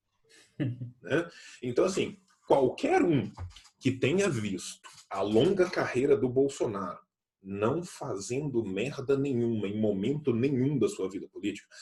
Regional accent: Pompéu, Minas Gerais, Brazil; nós que somos do interior, eu sou de Pompeu

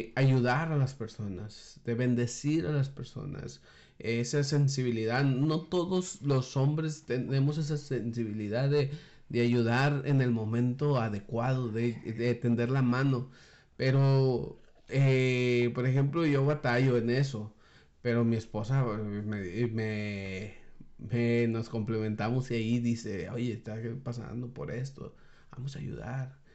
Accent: Mexico; nosotros como mexicanos

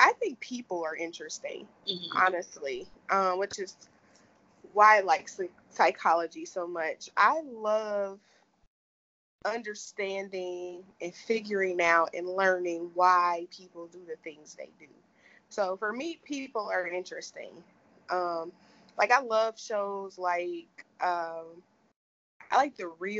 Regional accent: Cincinnati, Ohio, United States; Cincinnati, Ohio, born and raised

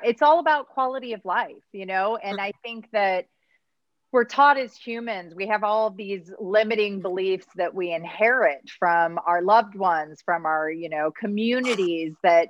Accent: Midwest, United States; moved away as an adult; I grew up in the Midwest. It was miserable. I hated it.

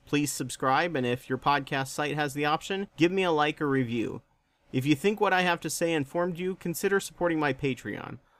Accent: United States; I am white American as hell.

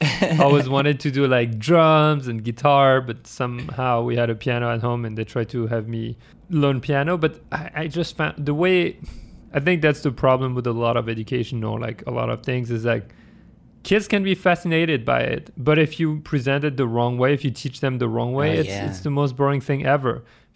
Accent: France; English is a second language; also born or lived in Germany; Yeah, I was born in France, but then I spent like 10 years in Germany growing up, from my youngest childhood until like beginning of teenagehood. And then I moved back to France

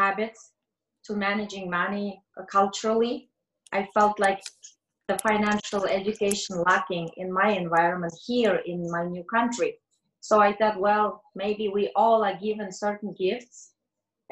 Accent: Kazakhstan; moved away; I am originally from Kazakhstan.

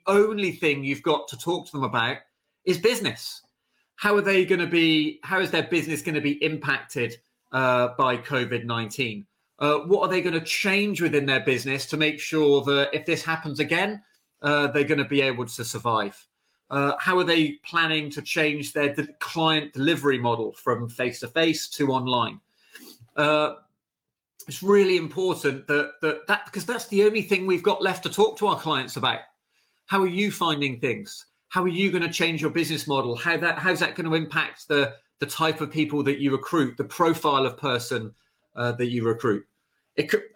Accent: United Kingdom; how we feel as the British

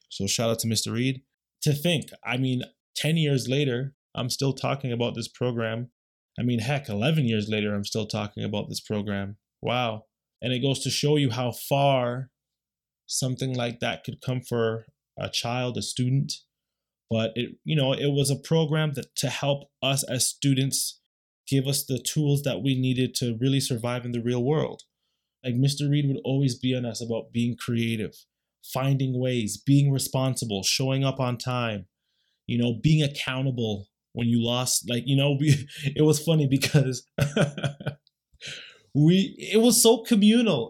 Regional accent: Canada; We're Canadian

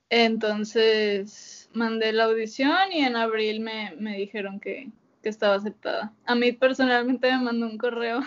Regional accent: Monterrey, Nuevo León, Mexico; moved away as an adult; yo soy de Monterrey

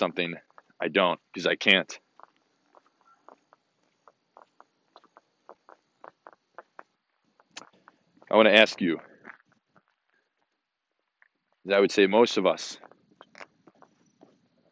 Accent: Hoffman Estates, Illinois, United States; moved away; also born or lived in Bloomington; I had moved to my hometown, Hoffman Estates, Illinois, in March of 2019

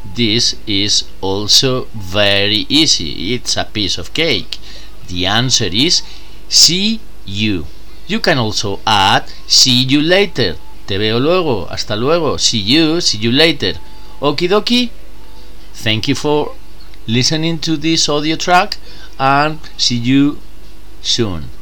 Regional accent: Spain; English is a second language; I'm from Spain.

